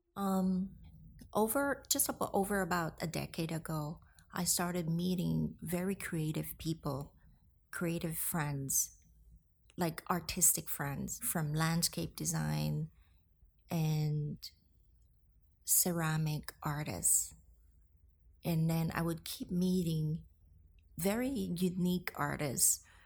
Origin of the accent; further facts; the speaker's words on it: Hong Kong; moved away as an adult; also born or lived in Philippines; now in New York, United States; I was born in Hong Kong. My mother is Filipina, so I got the privilege to live both in Hong Kong and in the Philippines during my childhood